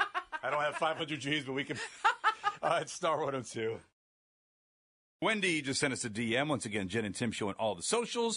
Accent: Akron, Ohio, United States; I was born and raised in Akron, so technically not in the Cleveland area

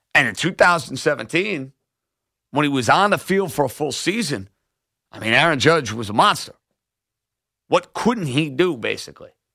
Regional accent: New York City, New York, United States; My home borough

